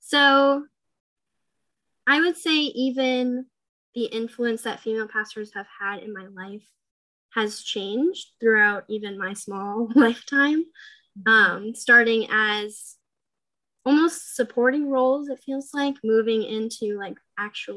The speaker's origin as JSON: {"language": "English", "region": "New Hampshire", "country": "United States", "tie": "born or raised there", "moved": "as an adult", "lives_now": "Ohio, United States", "said": "I was born and raised in New Hampshire"}